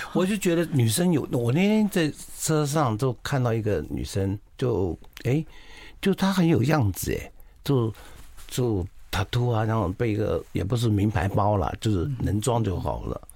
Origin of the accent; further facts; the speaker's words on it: Taiwan; 我们台湾好像刺青很有名的